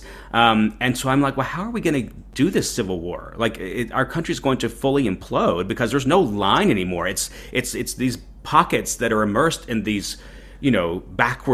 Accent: the American South, United States; accent: thick Southern; with this thick Southern accent

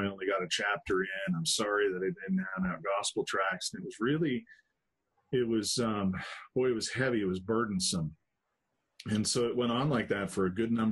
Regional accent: Helena, Montana, United States; also born or lived in Dillon, Montana; I was born in Montana. Spent a lot of my life there. And born in a town called Helena

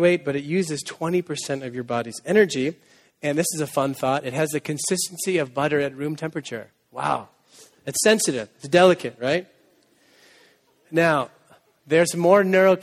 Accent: Needham, Massachusetts, United States; moved away as an adult; also born or lived in Waco, Texas; now in Boston, United States; I'm from Needham

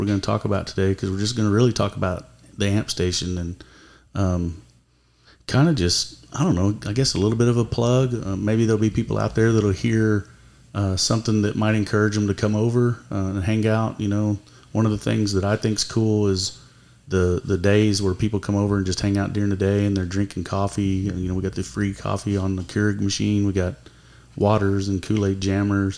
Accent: Tulsa, Oklahoma, United States; I'm from North Tulsa

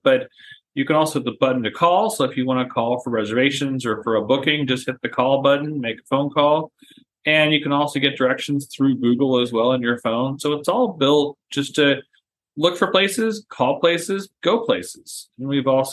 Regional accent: San Diego, California, United States; moved away as an adult; now in Savannah, United States; I'm from San Diego, and San Diego touches the literal border of Tijuana and Chula Vista and San Ysidro

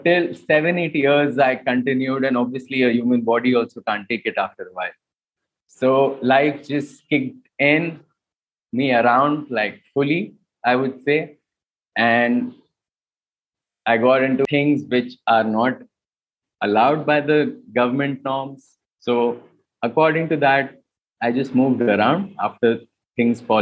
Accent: India; when we were growing up in India

